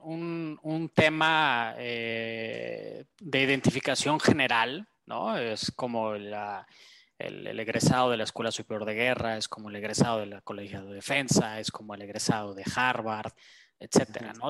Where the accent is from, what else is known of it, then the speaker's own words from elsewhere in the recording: Mexico; es nuestra tierra, ¿no? O sea, es donde nacimos